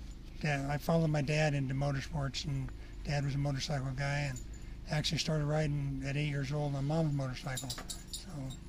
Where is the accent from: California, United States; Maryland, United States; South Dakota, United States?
California, United States; Southern; also born or lived in Las Vegas, Nevada; born and raised in Southern California, between there and Las Vegas area. So grew up racing a little bit in Southern California